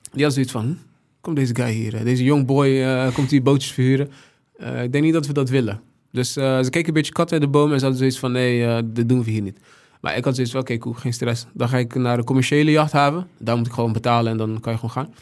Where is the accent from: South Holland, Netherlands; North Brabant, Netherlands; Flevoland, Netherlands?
South Holland, Netherlands; Rotterdam; de stad Rotterdam, waar ik vandaan kom, waar ik veel aan te danken heb.